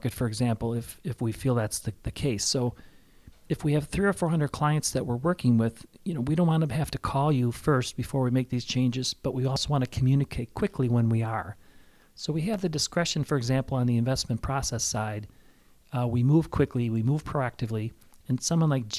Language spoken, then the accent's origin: English; Chicago, Illinois, United States; now in Valparaiso, United States; I'm from Chicago, but I didn't want to move back into Chicago. I love Valparaiso.